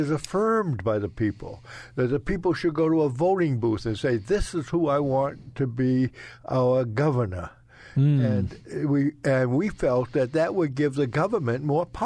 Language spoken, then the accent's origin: English; United States; We're two Christians, but we're Americans